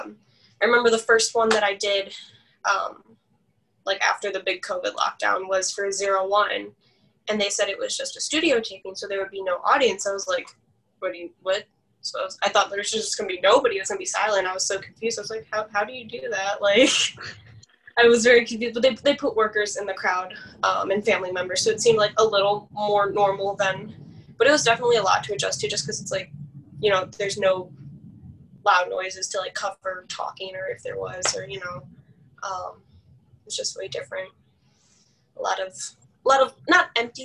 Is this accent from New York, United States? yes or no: no; Chicago, Illinois, United States; I'm from Chicago